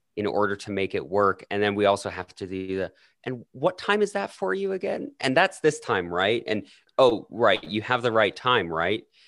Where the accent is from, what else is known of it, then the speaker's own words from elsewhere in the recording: Alberta, Canada; accent: Canadian; my Canadian accent actually gets stronger when I'm in the United States